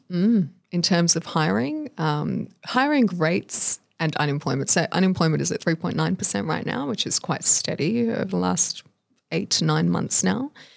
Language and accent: English; Australia; born or raised there